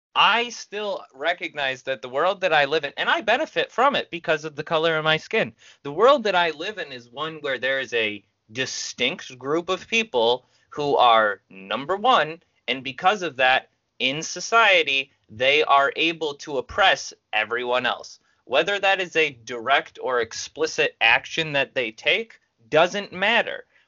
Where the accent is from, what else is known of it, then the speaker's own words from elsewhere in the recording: United States; as an American